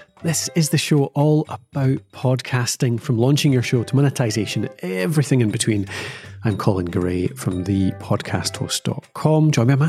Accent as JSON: {"language": "English", "region": "Scotland", "country": "United Kingdom", "said": "It's what we have to do as Scottish people. Like, yeah, our summers are so short"}